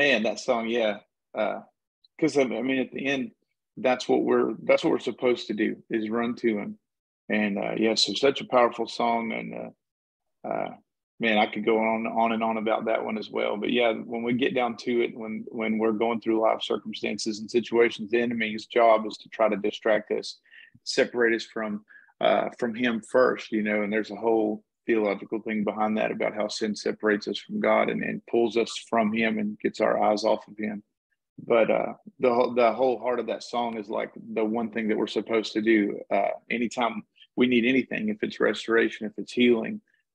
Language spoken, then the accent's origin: English; Texas, United States; I'm from Texas